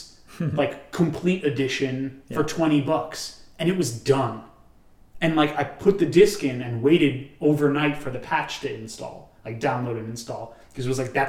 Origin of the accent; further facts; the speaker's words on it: New York, United States; we're from New York